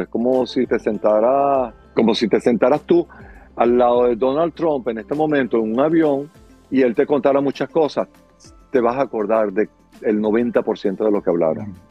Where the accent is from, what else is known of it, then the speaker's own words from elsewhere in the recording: Caracas, Capital District, Venezuela; moved away as an adult; now in Miami, United States; yo soy de Caracas, Venezuela